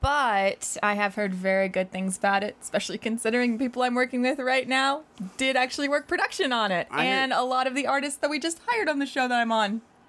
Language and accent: English; South Carolina, United States; I'm from South Carolina.